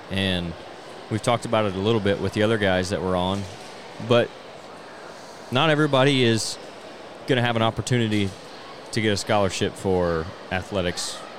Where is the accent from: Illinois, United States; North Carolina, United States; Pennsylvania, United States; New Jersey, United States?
Illinois, United States; Wayne City; We're from Wayne City.